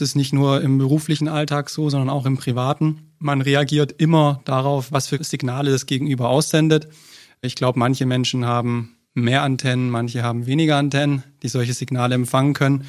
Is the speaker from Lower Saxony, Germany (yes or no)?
no; Stuttgart, Baden-Württemberg, Germany; ich komme aus Stuttgart